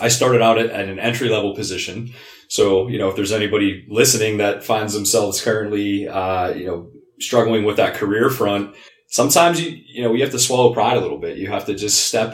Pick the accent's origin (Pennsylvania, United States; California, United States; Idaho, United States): Pennsylvania, United States; Pittsburgh; I'm born and raised in Pittsburgh. This is my city